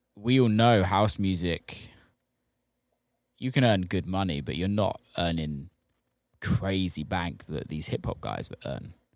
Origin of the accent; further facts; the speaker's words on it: United Kingdom; being British